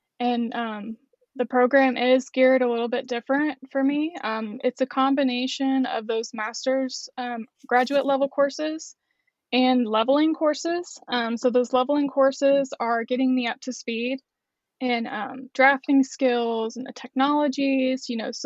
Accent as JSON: {"language": "English", "town": "Shawnee", "region": "Oklahoma", "country": "United States", "tie": "born or raised there", "also_born_or_lived": "Norman, Oklahoma", "said": "I'm actually from Central Oklahoma, born in Norman, but I've lived most of my life in Shawnee"}